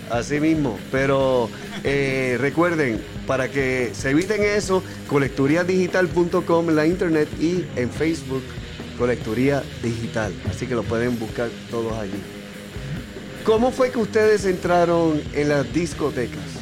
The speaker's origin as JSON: {"language": "Spanish", "town": "San Juan", "country": "Puerto Rico", "said": "yo soy de Coupey"}